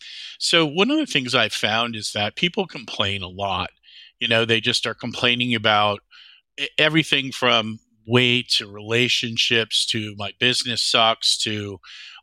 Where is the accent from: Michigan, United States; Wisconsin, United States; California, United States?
Wisconsin, United States; Whitefish Bay; moved away as an adult; also born or lived in Charleston, South Carolina / Madison, Wisconsin; I grew up in Whitefish Bay is a suburb of Milwaukee. So I grew up there